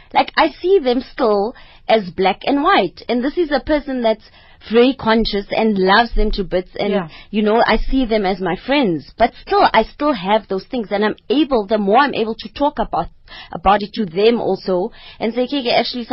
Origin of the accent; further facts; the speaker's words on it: Mahikeng, North West, South Africa; I grew up in Mafikeng